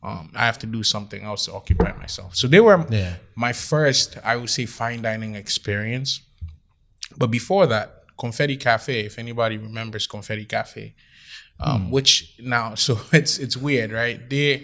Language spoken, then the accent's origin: English; Ghana; moved away as an adult; also born or lived in Trenton, New Jersey / Pennsylvania; now in United States; At 3 months old, I was sent back to Ghana, West Africa.